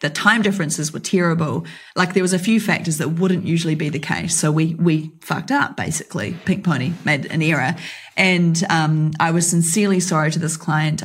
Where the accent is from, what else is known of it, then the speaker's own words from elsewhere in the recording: New Zealand; me being a New Zealander